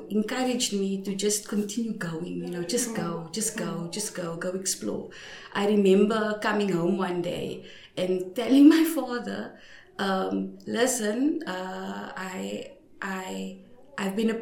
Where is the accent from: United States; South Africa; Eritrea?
South Africa; Cape Town, Western Cape; I'm from, for the, our international friends, from what you know as the projects. We call it the Cape Flats